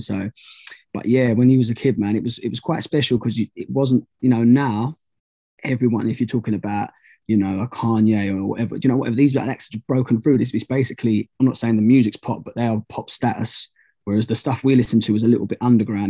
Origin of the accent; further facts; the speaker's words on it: United Kingdom; I'm not actually from London, I'm just outside